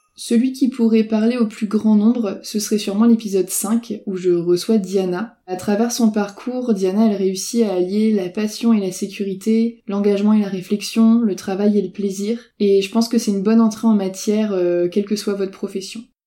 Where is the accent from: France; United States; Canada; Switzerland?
France; Brittany; je suis bretonne